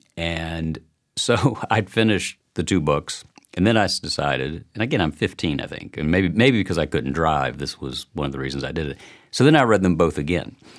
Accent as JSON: {"language": "English", "town": "Chattanooga", "region": "Tennessee", "country": "United States", "also_born_or_lived": "Washington / New York", "lives_now": "Nashville, United States", "said": "I'm from Chattanooga"}